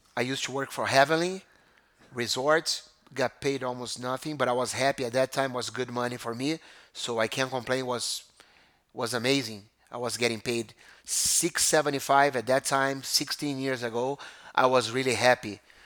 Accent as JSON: {"language": "English", "country": "Brazil", "tie": "born or raised there", "moved": "as an adult", "lives_now": "United States", "said": "growing up in Brazil was amazing"}